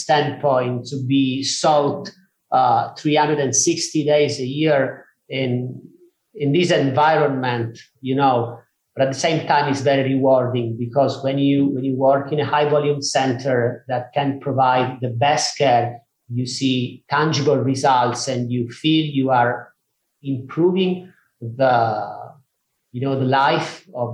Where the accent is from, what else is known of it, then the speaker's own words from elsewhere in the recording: Sicily, Italy; moved away as an adult; also born or lived in Manchester; now in Verona, Italy; I'm not from Verona. I'm from Sicily in southern Italy.